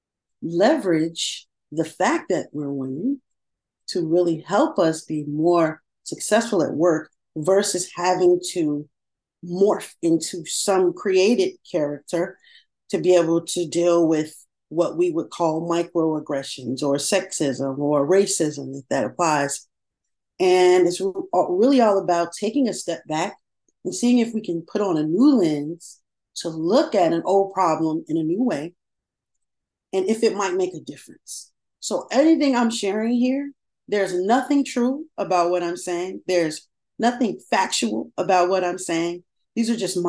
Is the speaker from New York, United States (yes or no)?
no; Chicago, Illinois, United States; I born and raised in Chicago. And I like to say I was born on the South Side, but raised by the West Side.